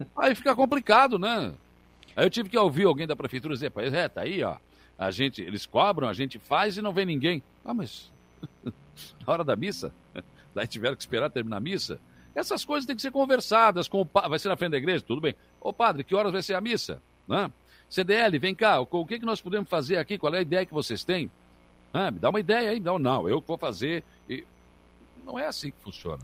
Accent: Rio Grande, Rio Grande do Sul, Brazil; Eu sou de Rio Grande do Rio Grande do Sul

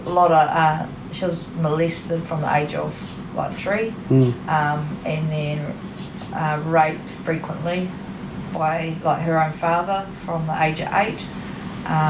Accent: New Plymouth, Taranaki, New Zealand; also born or lived in Wellington / Marlborough / Christchurch / Auckland; I call New Plymouth home. I kind of grew up here

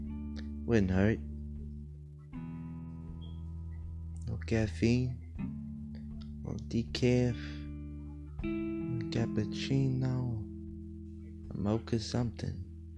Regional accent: New York, United States; I don't look like I'm from New York, do I? People tell me all the time, man, like, hey, you don't look like what you sound like.

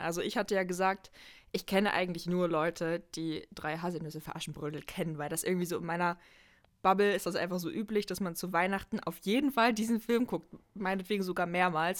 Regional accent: Halle, Saxony-Anhalt, Germany; moved away as an adult; also born or lived in North Rhine-Westphalia; ich komme ja ursprünglich aus Halle, also aus Sachsen-Anhalt, ähm, und bin dann zum Studium nach N R W gezogen und bin jetzt wieder zurück in Halle

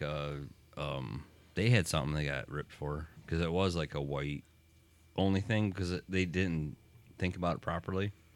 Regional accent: Deerfield, Michigan, United States; we grew up in Deerfield

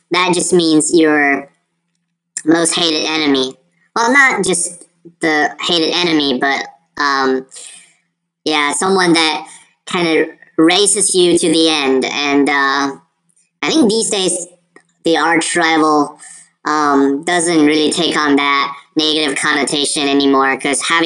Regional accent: China; Of course, that's from my home country, so I totally understand um, the references there. Journeys to the West. That's something that uh, we Chinese people really take it.

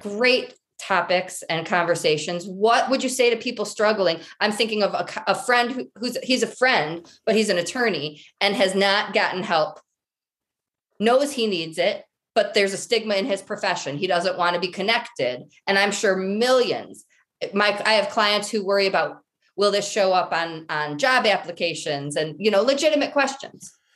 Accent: Michigan, United States; now in Colorado, United States; I'm originally from Michigan

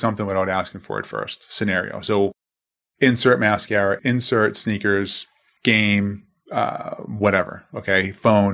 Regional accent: Boston, Massachusetts, United States; growing up in Boston, growing up Christian Italian household, Italian Irish for that matter

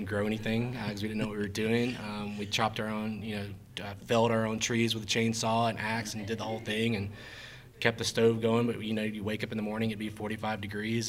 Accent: South Alabama, United States; now in Clayton, United States; I grew up in South Alabama in a very small town

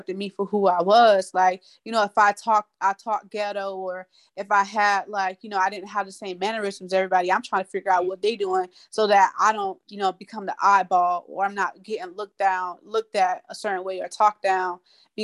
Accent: Tampa, Florida, United States; moved away; I'm from Sub Springs. I'm from Tampa, Florida.

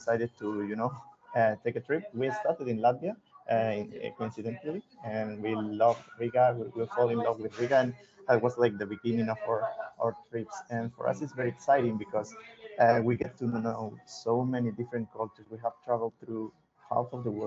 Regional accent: Spain; moved away as an adult; I'm originally from Spain

